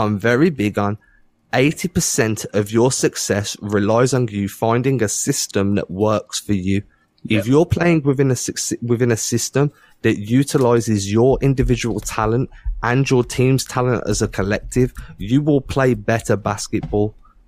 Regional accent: England, United Kingdom; I'm English

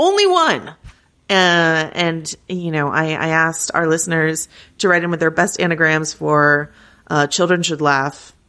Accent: Arkansas, United States; When I was growing up in Arkansas, I never knew a single Ardoin, but down here in Louisiana, they are everywhere.

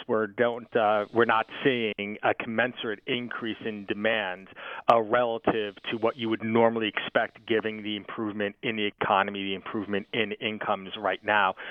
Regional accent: Pennsylvania, United States; my home state here in Pennsylvania

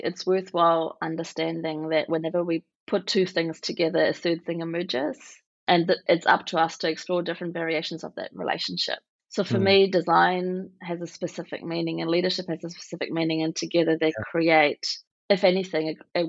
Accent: West Berlin, Berlin, Germany; English is a second language; I am originally from West Berlin. I'm born to East German and Egyptian parents, and I sort of grew up towards the end of the Cold War into a very new type of Germany, I suppose.

